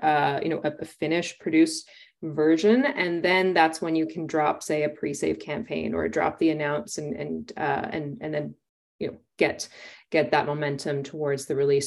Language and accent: English; Winnipeg, Manitoba, Canada; now in Toronto, Canada; my hometown of Winnipeg, which I'm now in Toronto